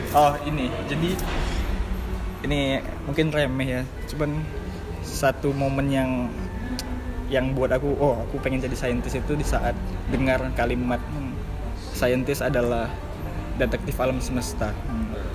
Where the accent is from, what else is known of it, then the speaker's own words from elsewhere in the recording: Pekanbaru, Riau, Indonesia; moved away as an adult; now in Yogyakarta, Indonesia; kami berdua dari Pekanbaru Riau